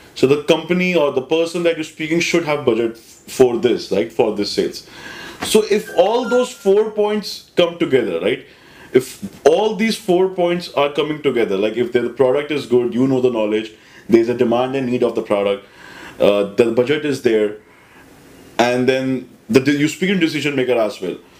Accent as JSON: {"language": "English", "region": "Delhi", "country": "India", "tie": "born or raised there", "said": "I'm a regular Delhi guy, born and brought up in Delhi"}